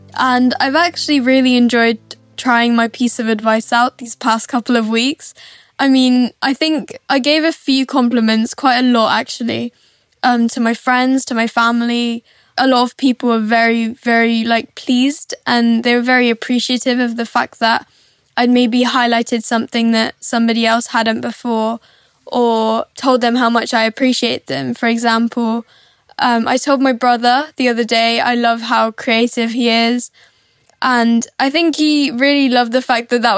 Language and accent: English; Bristol, South West England, United Kingdom; I'm 14 and I'm from Bristol.